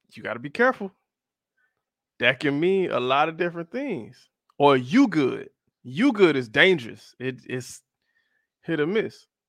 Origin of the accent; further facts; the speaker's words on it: South Florida, United States; I'm from South Florida, and I am of the darker hue